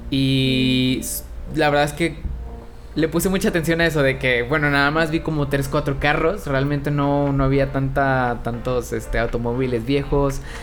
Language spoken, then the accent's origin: Spanish; Mexico; siendo un mexicano